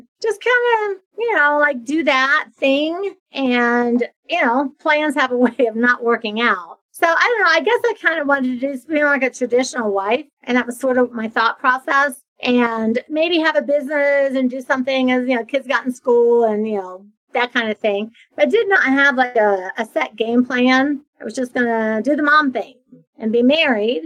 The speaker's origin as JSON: {"language": "English", "region": "a small town in Ohio", "country": "United States", "tie": "born or raised there", "moved": "as an adult", "lives_now": "Florida, United States", "said": "I'm from Ohio, from a small town in Ohio. I had moved to Florida. So I'd been living in Florida for a decade"}